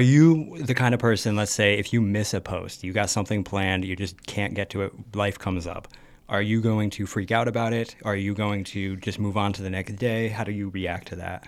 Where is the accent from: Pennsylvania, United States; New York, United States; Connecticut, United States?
Connecticut, United States; Canton; I'm from Canton, Connecticut